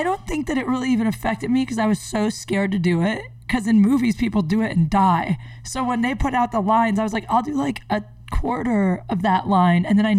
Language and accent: English; Canton, Ohio, United States; Yeah, Ohio. That's why. I'm from Canton.